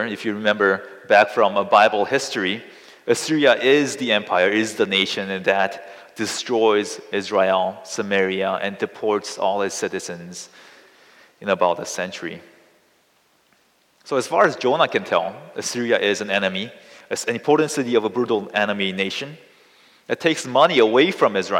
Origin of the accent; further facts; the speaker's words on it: South Korea; I come from South Korea, which is located right next to North Korea.